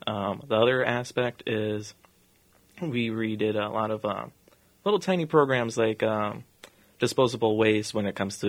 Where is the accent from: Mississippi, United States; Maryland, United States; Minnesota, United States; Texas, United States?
Minnesota, United States; Bloomington; also born or lived in Hopkins, Minnesota; I was born in Hopkins, Minnesota. So not exactly Bloomington, but my family moved to Bloomington in 2001. Been there ever since.